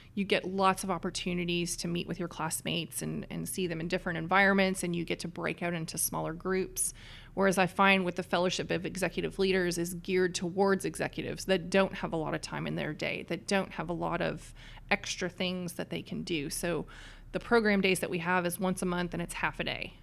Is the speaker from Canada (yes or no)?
yes; east coast of Canada, Atlantic Canada, Canada; now in Dallas, United States; I come from a little town on the east coast of Canada